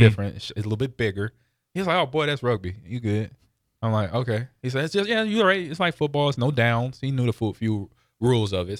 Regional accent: West Coast, United States; moved away; growing up on the West Coast

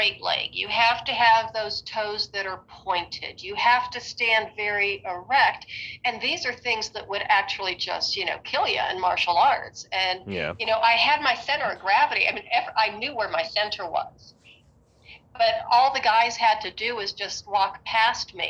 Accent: Western Pennsylvania, United States; moved away; I'm originally from Pennsylvania, Western Pennsylvania, and I learned how to ski when I was 9 years old.

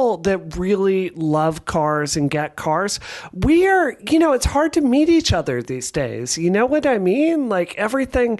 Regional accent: Mississippi, United States; now in Massachusetts, United States; I grew up in Mississippi

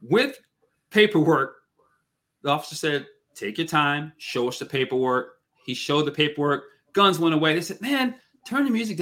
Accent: Seattle, Washington, United States; growing up in Seattle, Washington State

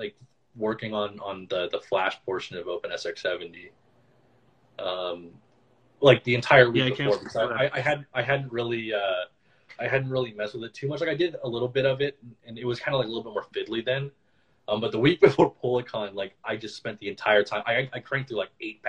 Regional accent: Austin, Texas, United States; I was born in Austin, and I had to move around a lot when I was young because my dad got really sick

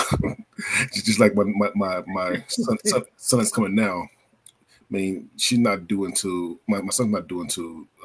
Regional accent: Philadelphia, Pennsylvania, United States; also born or lived in Florida; now in Oregon, United States; I'm originally from Philadelphia, but I live in Oregon, and I lived in Florida

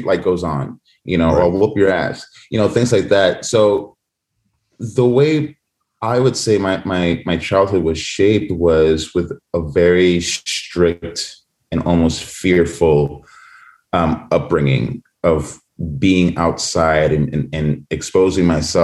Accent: New York City, New York, United States; also born or lived in Santo Domingo, Dominican Republic; I'm originally from New York City, born and raised. I was born in Harlem, but raised in the Bronx and Washington Heights.

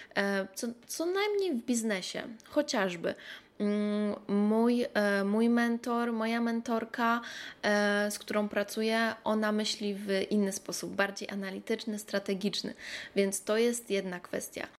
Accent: Poland; moved away; kiedy ja wracam do Polski, do moich starych przyjaciół

